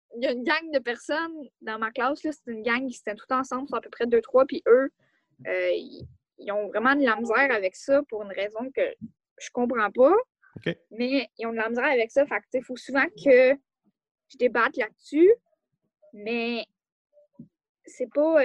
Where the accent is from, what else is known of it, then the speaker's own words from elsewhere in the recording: Quebec, Canada; je suis née au Québec